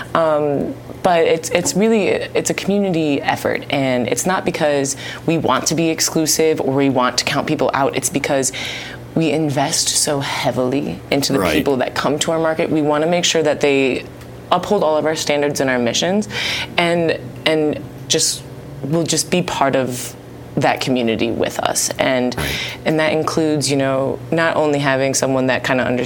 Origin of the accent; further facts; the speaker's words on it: Cleveland, Ohio, United States; also born or lived in Florida; now in Dallas, United States; I'm from Cleveland, Ohio, originally